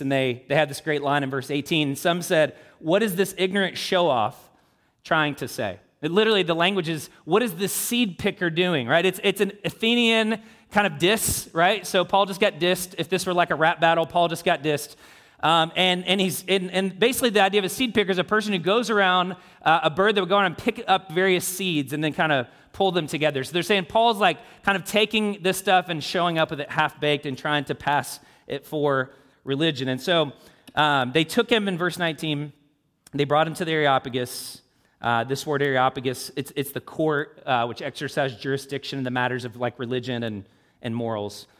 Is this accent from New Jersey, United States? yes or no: no; Louisville, Kentucky, United States; moved away as an adult; also born or lived in South Florida; now in Indianapolis, United States; I, I, I grew up in Louisville, south of Ohio